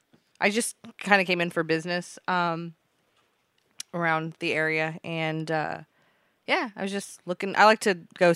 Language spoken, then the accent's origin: English; West Coast, United States; Sorry, I'm from the West Coast, and it's kind of hard to communicate with people on your side of the nation.